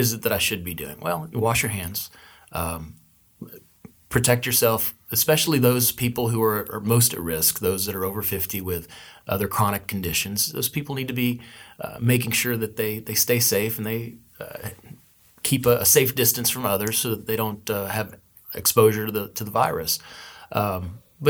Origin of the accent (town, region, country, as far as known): United States